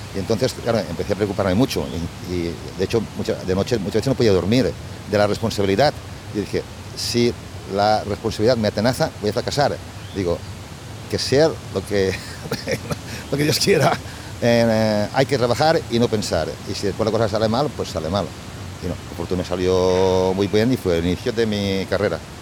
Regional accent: La Safor, Valencian Community, Spain; moved away as an adult; also born or lived in United States; now in Milan, Italy; yo nací en la Safor, en un ambiente rural

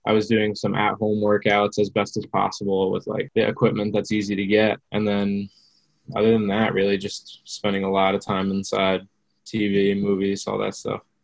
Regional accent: New Jersey, United States; I'm from New Jersey.

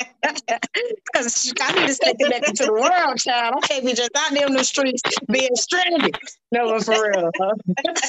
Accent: Georgia, United States; In my hometown, Georgia always get the show first

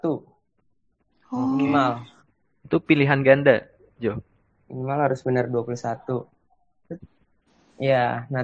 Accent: Jakarta, Indonesia; kenapa gue bisa gue orang Jakarta kenapa gue bisa dibikin di Bekasi

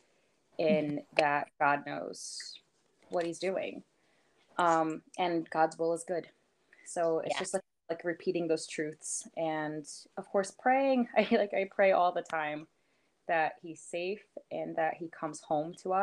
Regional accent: New York, United States; moved away as an adult; also born or lived in Lancaster, Pennsylvania; now in Pennsylvania, United States; where we grew up in New York

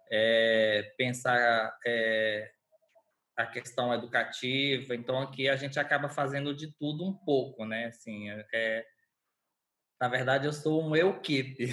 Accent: Porto Nacional, Tocantins, Brazil; sou natural de Porto Nacional, Tocantins.

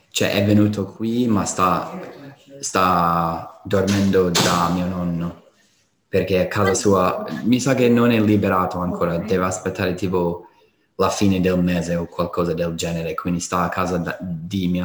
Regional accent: Colorado, United States; moved away

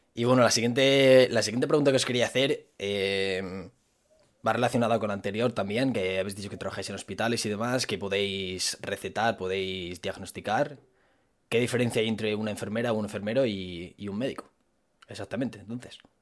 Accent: Zamora, Castile and León, Spain; en Zamora, que es de donde soy yo

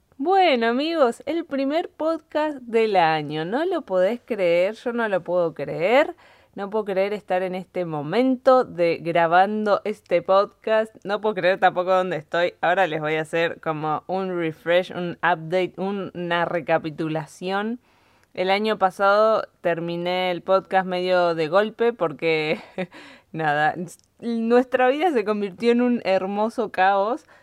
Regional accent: Bariloche, Río Negro, Argentina; moved away as an adult; now in Granada, Spain; Estoy en Argentina, en Bariloche, Argentina, de donde yo soy

